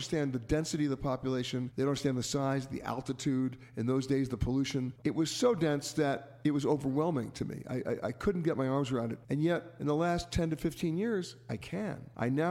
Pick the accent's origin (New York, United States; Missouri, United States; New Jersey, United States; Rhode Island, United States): New York, United States; New York City; I grew up in Manhattan